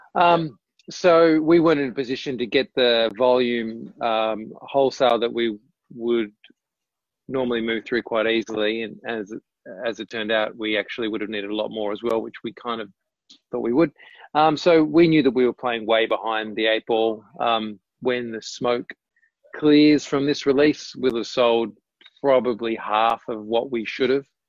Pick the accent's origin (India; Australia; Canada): Australia; Tasmania; moved away as an adult; also born or lived in Melbourne; I grew up in Tasmania